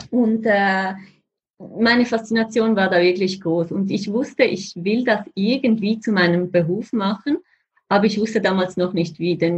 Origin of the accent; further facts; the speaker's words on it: Switzerland; Wie man vielleicht hört, bin ich Schweizerin.